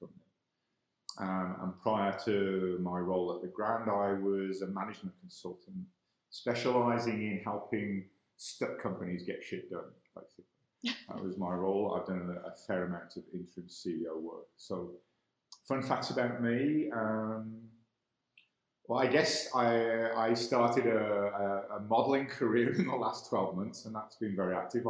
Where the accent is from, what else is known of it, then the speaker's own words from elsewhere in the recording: England, United Kingdom; moved away as an adult; also born or lived in Ireland / White Rock, Canada; now in Calgary, Canada; I am born in Ireland, raised in England. So I'm clearly, from my accent, not a native Calgarian